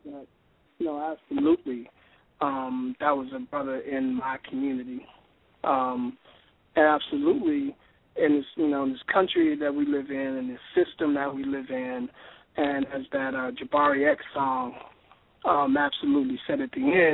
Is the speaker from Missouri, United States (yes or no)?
no; Chicago, Illinois, United States; moved away; also born or lived in West Palm Beach; my hometown of Chicago